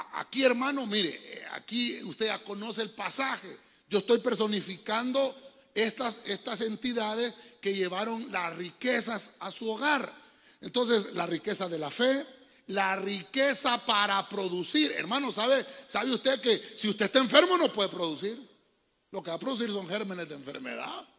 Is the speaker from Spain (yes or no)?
no; Honduras; cómo le decimos nosotros en el buen catracho